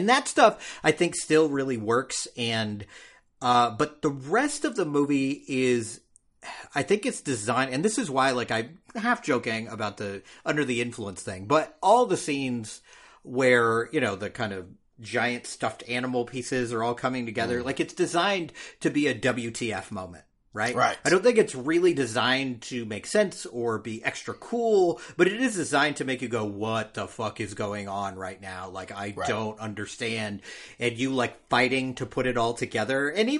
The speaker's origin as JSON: {"language": "English", "region": "California", "country": "United States", "said": "Man, I'm from California. Weed's legal there."}